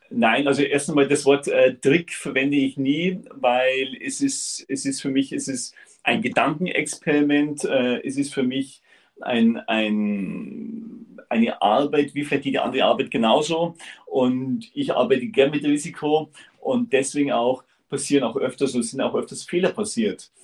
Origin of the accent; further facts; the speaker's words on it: Upper Bavaria, Germany; ich komme aus Oberbayern wirklich aus dem Süden von Deutschland. Ich bin in der Region, das ist in Salzach, das ist ein Stück oberhalb von Chiemsee